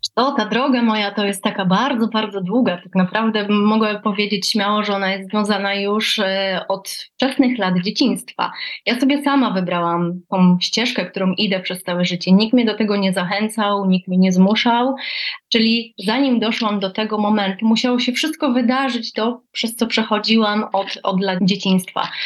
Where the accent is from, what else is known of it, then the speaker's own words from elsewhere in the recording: Gdańsk, Pomeranian Voivodeship, Poland; Tutaj u nas w Gdańsku, bo pochodzę z Gdańska